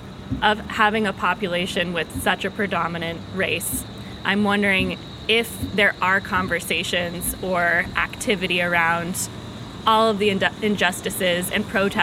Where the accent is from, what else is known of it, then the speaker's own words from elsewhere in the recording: Washington, District of Columbia, United States; I'm from Washington, D.C.